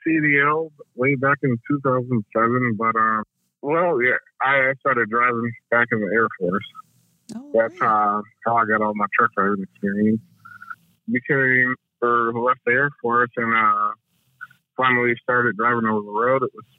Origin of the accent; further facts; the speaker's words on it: Milwaukee, Wisconsin, United States; now in Fulton, United States; I'm from Milwaukee, Wisconsin, but I live in Fulton, Illinois now.